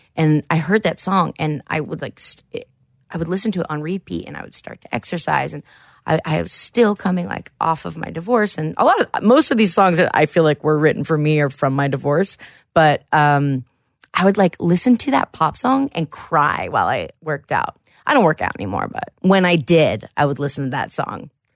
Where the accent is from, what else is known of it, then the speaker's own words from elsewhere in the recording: Jackson, Ohio, United States; also born or lived in Columbus, Ohio / Wellston, Ohio; I actually am from Southern Ohio